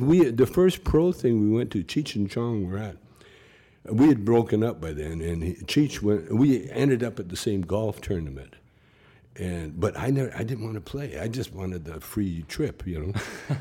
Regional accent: Calgary, Alberta, Canada; moved away; when I was a, a, a kid, you know, growing up in Calgary

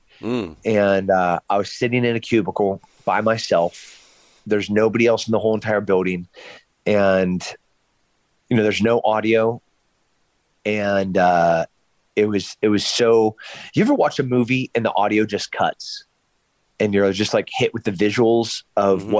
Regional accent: San Luis Obispo, California, United States; my hometown in San Luis Obispo

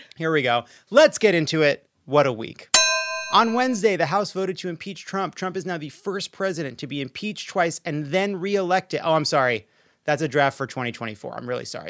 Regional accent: Long Island, New York, United States; I'm from Long Island.

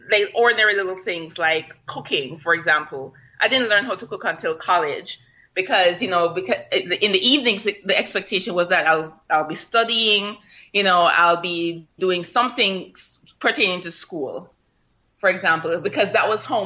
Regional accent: Kingston, Jamaica; now in United States; I was growing up in Vineyard Town

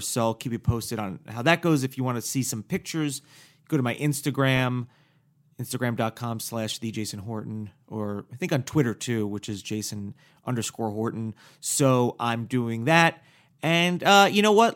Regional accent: Paramus, New Jersey, United States; also born or lived in Hackensack, New Jersey; born in North New Jersey, and I grew up outside of the city, like an hour outside of the city

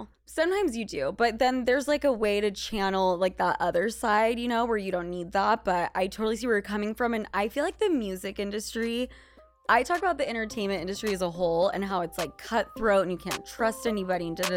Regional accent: Utah, United States; moved away; also born or lived in Los Angeles / New York; in Utah, in high school, I was the most Spanish Latina girl

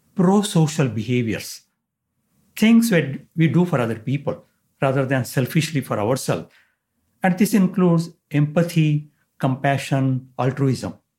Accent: India; moved away as an adult; now in San Diego, United States; I was born and raised in India

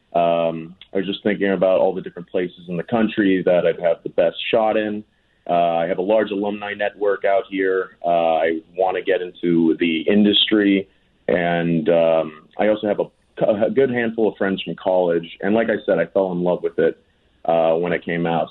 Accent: North Shore, north of Boston, Massachusetts, United States; moved away as an adult; also born or lived in Manila, Philippines; now in Los Angeles, United States; I grew up outside of Boston, Massachusetts

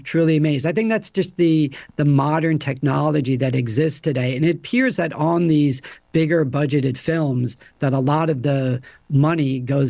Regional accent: United States; also born or lived in Europe; I had lived in Europe for 12 years. You know, I grew up here right outside New York City.

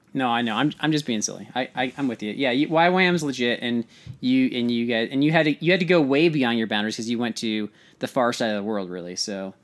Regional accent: California, United States; I'm from California

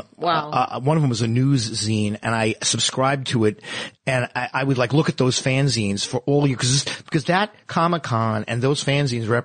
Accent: New York, United States; I come from New York

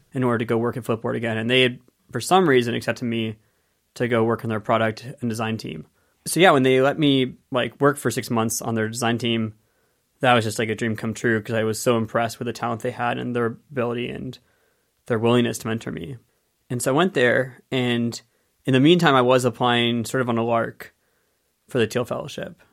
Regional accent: Penngrove, California, United States; I grew up in Penn Grove, California, in Sonoma County

